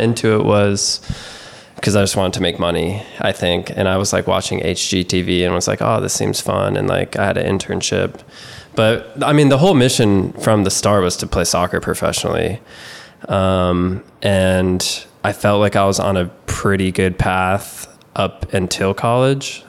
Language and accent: English; South Carolina, United States; also born or lived in New York; I was born in New York, we moved to South Carolina when I was in kindergarten, started playing soccer then.